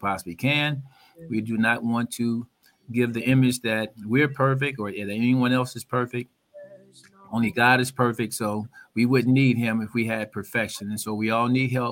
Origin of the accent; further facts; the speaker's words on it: Oakland, California, United States; I'm from Oakland